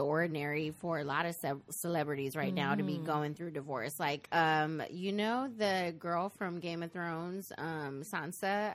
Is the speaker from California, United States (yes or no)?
yes; Compton, California, United States; we grew up in Compton